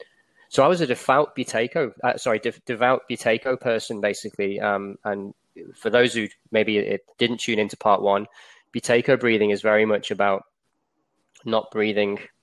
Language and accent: English; England, United Kingdom; moved away as an adult; now in Australia; As you can probably tell from my accent, I'm from England originally. I moved to Australia in about 2006.